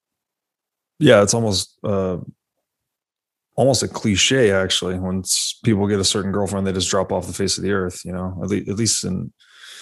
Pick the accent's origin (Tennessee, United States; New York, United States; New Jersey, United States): Tennessee, United States; moved away; I grew up in Tennessee